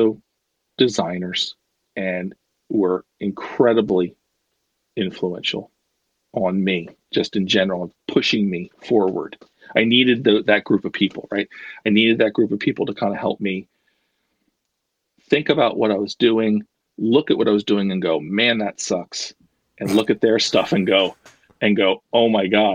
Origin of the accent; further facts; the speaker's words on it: North Wales, Pennsylvania, United States; also born or lived in Baltimore; I'm from right outside of Philadelphia.